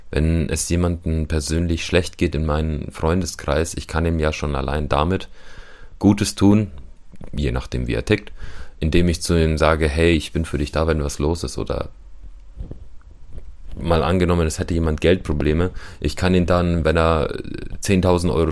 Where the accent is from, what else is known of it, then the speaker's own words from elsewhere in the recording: Ukraine; German is a second language; now in Germany; Ich bin auch Ukrainer und ja, ich kenne Ukrainer dort.